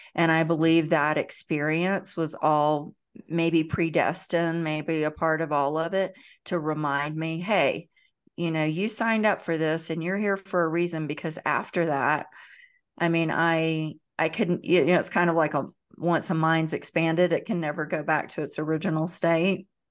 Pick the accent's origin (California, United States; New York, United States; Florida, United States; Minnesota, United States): Florida, United States; Central; accent: Southern twang; I am from the South, the deep South. I was born in Central Florida. You probably pick up a little bit of twang in my